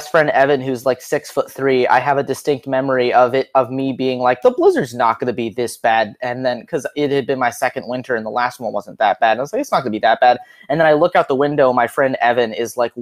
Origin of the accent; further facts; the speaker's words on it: Hermosa Beach, California, United States; I am originally from Hermosa Beach in California, which is like a subsection of Los Angeles